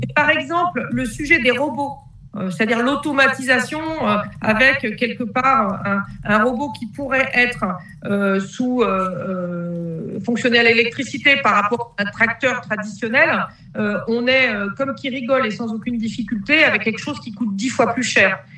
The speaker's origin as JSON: {"language": "French", "area": "near Montpellier", "region": "Occitania", "country": "France", "said": "Je suis issue du sud de la France, en Occitanie, à côté de Montpellier"}